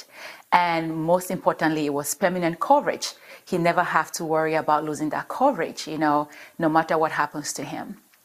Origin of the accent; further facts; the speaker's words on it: Cameroon; now in United States; I'm originally from Cameroon, from West Africa, Cameroon. But I've been in the States for a number of years